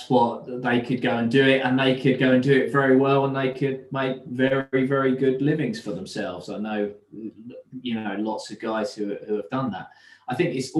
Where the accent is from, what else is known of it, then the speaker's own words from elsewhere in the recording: North Essex, East of England, United Kingdom; also born or lived in London; I grew up in North Essex, about an hour from the city